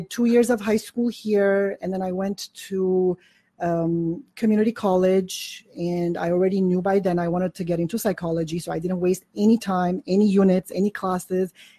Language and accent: English; Beirut, Beirut Governorate, Lebanon; I was born and raised in Beirut, Lebanon